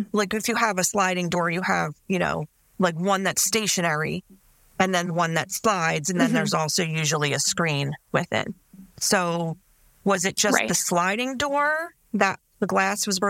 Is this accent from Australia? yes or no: no; Delaware County, Pennsylvania, United States; growing up in Delco, like, you know, in my neighborhood